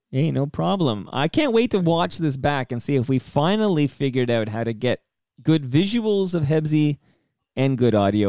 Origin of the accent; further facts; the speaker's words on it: Canada; as a Canadian